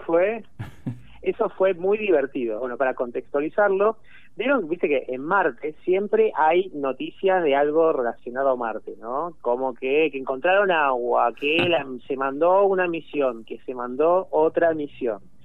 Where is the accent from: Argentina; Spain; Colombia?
Argentina; yo soy de acá, digamos, soy de acá